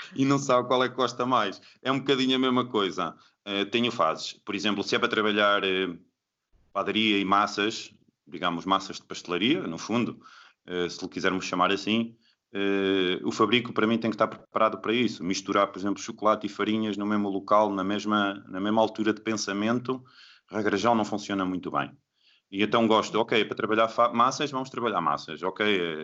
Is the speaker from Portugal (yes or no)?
yes; Bragança, Norte, Portugal; moved away as an adult; also born or lived in Lisbon; Bragança, que é de onde eu, de onde eu sou, eh, em Trás-os-Montes